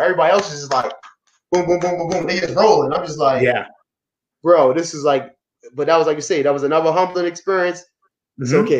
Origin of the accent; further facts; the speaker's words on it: Baltimore, Maryland, United States; I'm coming from Baltimore where people were.